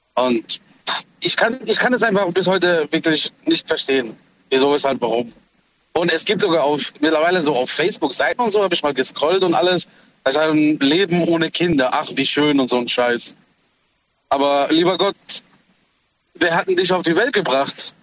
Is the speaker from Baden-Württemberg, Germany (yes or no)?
yes; Heidelberg, Baden-Württemberg, Germany; ich bin aus Heidelberg